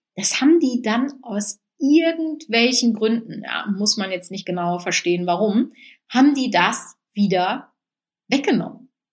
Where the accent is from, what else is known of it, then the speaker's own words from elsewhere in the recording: Münsterland, North Rhine-Westphalia, Germany; bei uns im Münsterland schon.